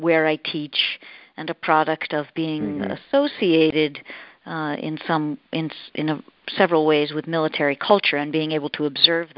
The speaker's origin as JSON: {"language": "English", "town": "Boston", "region": "Massachusetts", "country": "United States", "moved": "yes", "said": "I'm from Boston originally"}